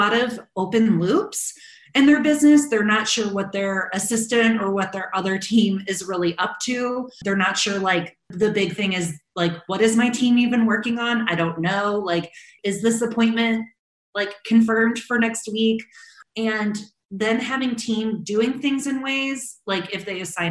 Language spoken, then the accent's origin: English; St. Louis, Missouri, United States; moved away as an adult; now in Chicago, United States; my family moved from my hometown of St. Louis to Chicago